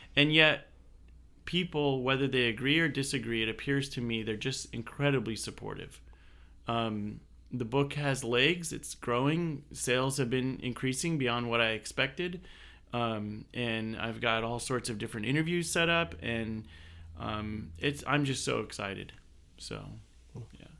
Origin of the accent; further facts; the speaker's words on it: United States; I'm proud to be an American. I'm an American, I'm an Assyrian, I'm a Christian